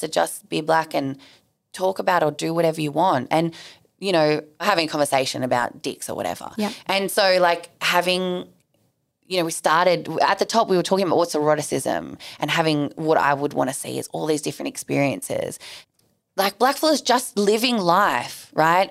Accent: Sydney, New South Wales, Australia; I grew up in southwest Sydney. Like, I grew up in Bankstown.

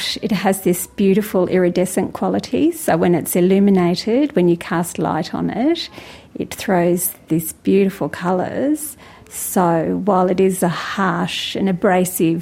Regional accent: far northeast coast of Tasmania, Australia; I'm a Trawawoi from the far northeast coast of Lutruwita, Tasmania

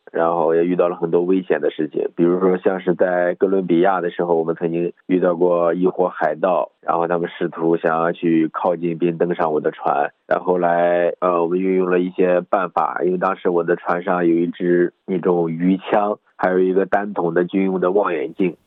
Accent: Shandong, China; moved away as an adult; also born or lived in Hainan; now in France; 因为我是出生在一个山里的孩子

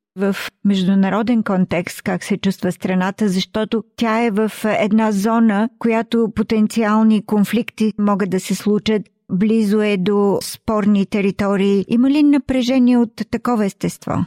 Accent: Bulgaria; moved away; в България, когато ние се върнем там, откъдето сме дошли

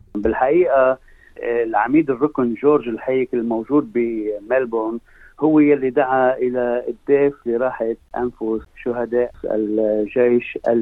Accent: Lebanon; now in Australia; كلبنانيين منتشرين

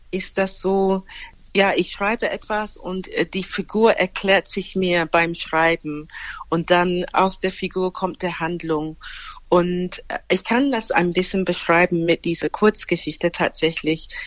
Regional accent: United Kingdom; now in Germany; Inzwischen würde ich sagen, ich bin Britin, weil ich in Deutschland lebe, ist dieses Britischsein auch ein, eine Brille, die ich habe.

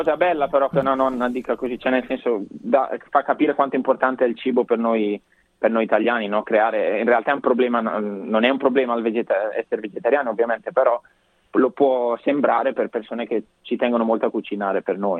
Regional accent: Brescia, Lombardy, Italy; now in Australia; Brescia, ecco da dove vengo io

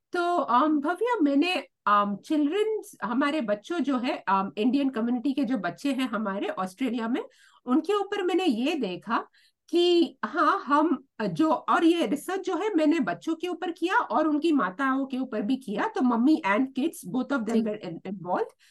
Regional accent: Mumbai, Maharashtra, India; now in Australia; मैं मुंबई से आती हूँ

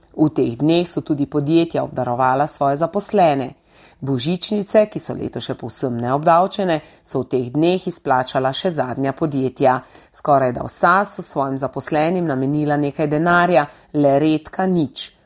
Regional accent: Slovenia

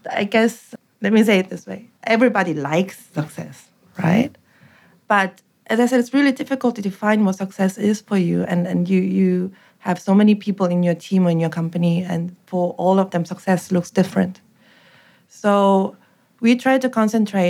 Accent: South Korea; moved away as an adult; now in Sydney, Australia; we grew up in Korea in the 80s.

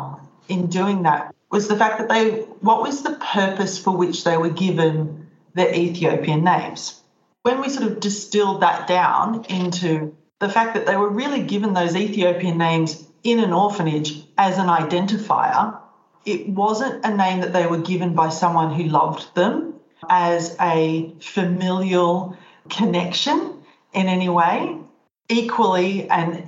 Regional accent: Australia; now in Netherlands; I'm an Australian and I currently live in the Netherlands

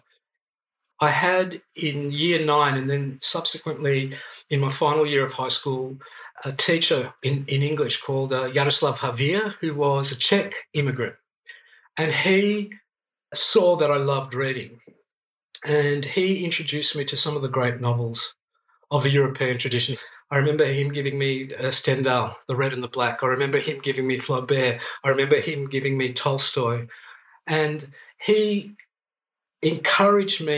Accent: Melbourne, Victoria, Australia; first language Greek; English is a second language; I grew up in a very, it was a very migrant community in inner city Melbourne.

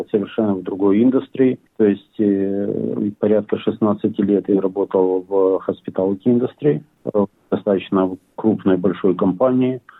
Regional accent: Bila Tserkva, Kyiv Oblast, Ukraine; now in Australia; Мы с Украины. Очень такой город, он сам, сам по себе небольшой, но очень красивый. Белая церковь.

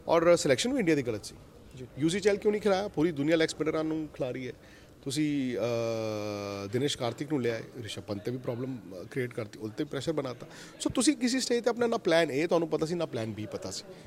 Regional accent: India; ਮੈਂ ਇੰਡੀਅਨ ਹੈਗਾ

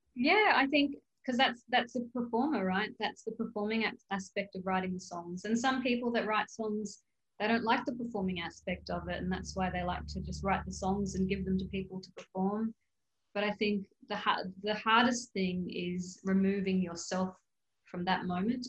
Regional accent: Darwin, Northern Territory, Australia; I'm from Darwin. I grew up in Darwin

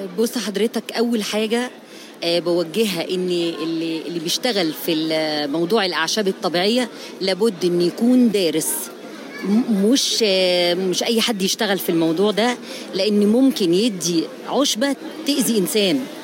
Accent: Egypt; عندنا في مصر

